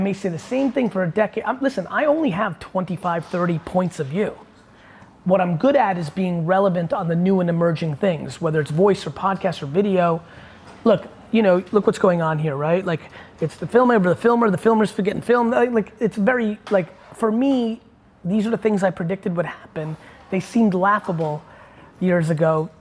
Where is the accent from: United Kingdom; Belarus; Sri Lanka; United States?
Belarus; I was born in Belarus